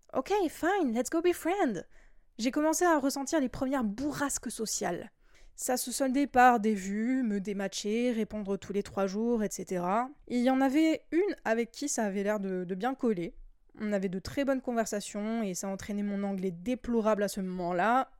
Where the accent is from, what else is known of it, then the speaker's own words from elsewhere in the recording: France; chez nous en France